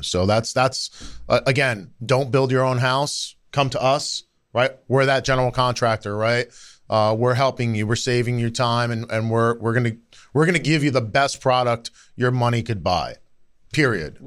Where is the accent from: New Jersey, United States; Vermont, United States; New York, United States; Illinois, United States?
New Jersey, United States; I grew up in New Jersey, right? I'm, I'm a North Jersey guy